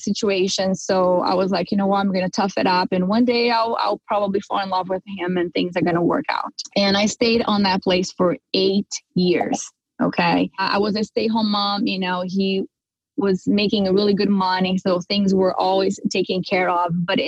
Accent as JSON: {"language": "English", "country": "Brazil", "tie": "born or raised there", "moved": "as an adult", "lives_now": "California, United States", "said": "I come from Brazil, and culturally speaking, we are raised, right, to get married, you know, have kids and take care of the house and be a good housewife. So I grew up like, you know, any normal Brazilian girl"}